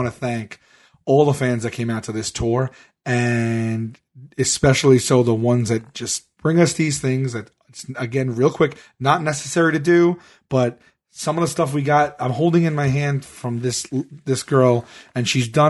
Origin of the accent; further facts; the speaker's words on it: New York, United States; I'm from New York